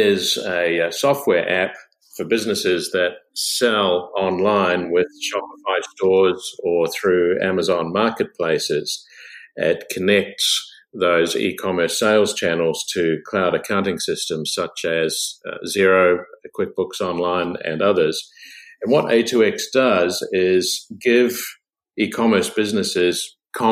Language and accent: English; New Zealand; moved away as an adult; also born or lived in United States; I'm from a country area of New Zealand, from a family of orchardists